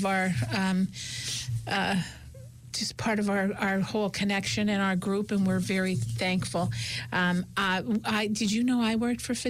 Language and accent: English; United States; we grew up in West Side.